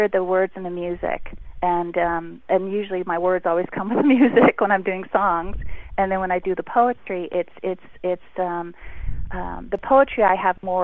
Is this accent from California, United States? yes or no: yes; Beverly Hills, California, United States; I grew up in Beverly Hills